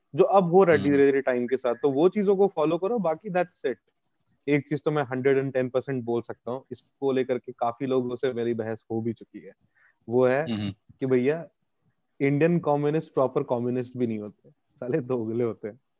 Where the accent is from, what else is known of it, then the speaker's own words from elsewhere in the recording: Bihar, India; moved away; also born or lived in United Kingdom; एक बिहारी